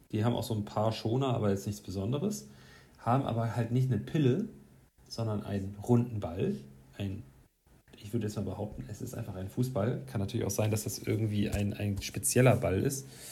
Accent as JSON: {"language": "German", "region": "Hamburg", "country": "Germany", "said": "ich komm aus so einem Stadtteil, äh, aus Duvenstedt"}